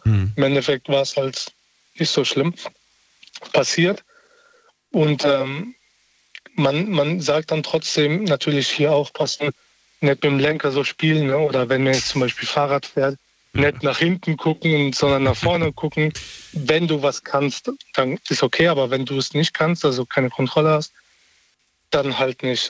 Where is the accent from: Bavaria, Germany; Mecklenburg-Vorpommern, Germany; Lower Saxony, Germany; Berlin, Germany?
Berlin, Germany; moved away; ich komme ja ursprünglich aus Berlin